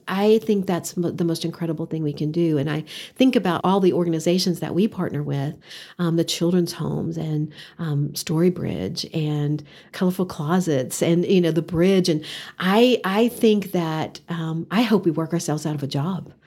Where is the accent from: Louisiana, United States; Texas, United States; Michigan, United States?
Texas, United States; Odessa; moved away as an adult; also born or lived in Canyon, Texas; now in Amarillo, United States; Growing up in Odessa, Texas